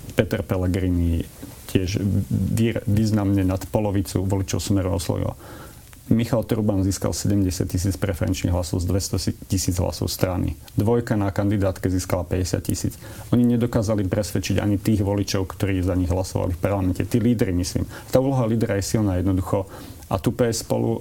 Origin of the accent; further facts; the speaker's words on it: northern Slovakia, Slovakia; now in Bratislava, Slovakia; ako Slovák prichádzajúci zo severného Slovenska a, usadil, a usadil som sa v Bratislave